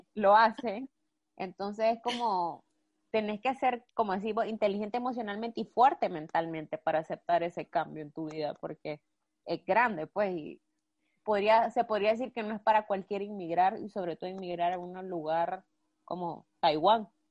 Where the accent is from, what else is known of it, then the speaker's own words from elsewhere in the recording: Nicaragua; moved away as an adult; now in Spain; yo amo mi país y soy nicaragüense